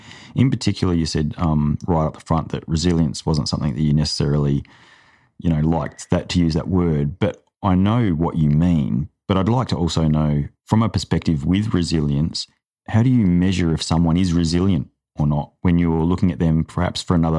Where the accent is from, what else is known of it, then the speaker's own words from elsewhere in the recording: Adelaide, South Australia, Australia; No, in Adelaide.